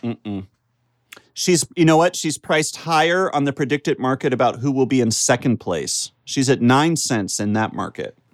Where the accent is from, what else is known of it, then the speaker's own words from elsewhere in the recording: United States; accent: American; my regular American accent